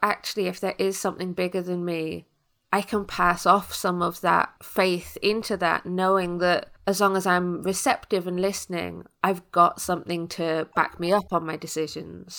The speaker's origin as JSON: {"language": "English", "country": "United Kingdom", "said": "as a British person"}